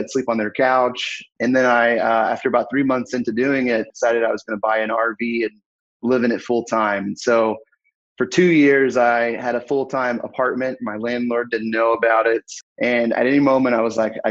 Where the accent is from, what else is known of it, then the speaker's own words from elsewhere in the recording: Fayetteville, Arkansas, United States; I'm from Fayetteville, Arkansas.